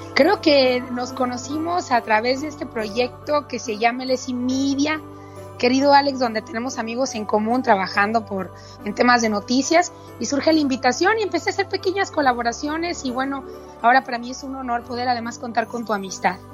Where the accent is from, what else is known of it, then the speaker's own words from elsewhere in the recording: Mexico; mi país